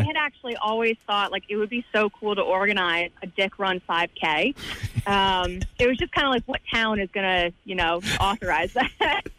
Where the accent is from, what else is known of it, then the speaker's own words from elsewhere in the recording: New Jersey, United States; I'm from New Jersey, so I'm from, you know, East Coast.